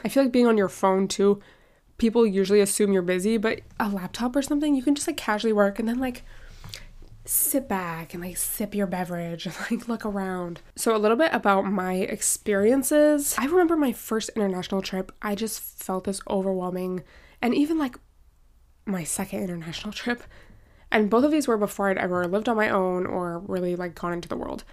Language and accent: English; United States; I'm very American in some ways